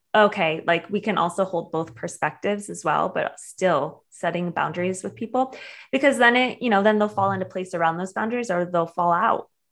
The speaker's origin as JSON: {"language": "English", "region": "Michigan", "country": "United States", "moved": "yes", "said": "I'm from Michigan originally"}